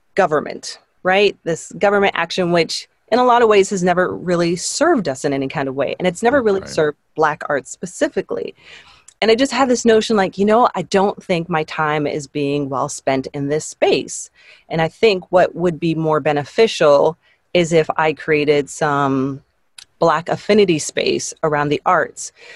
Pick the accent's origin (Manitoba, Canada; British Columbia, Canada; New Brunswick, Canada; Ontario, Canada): Ontario, Canada; Toronto; I grew up in Canada. We were living in a, a suburb west of Toronto, and we ended up moving back into the city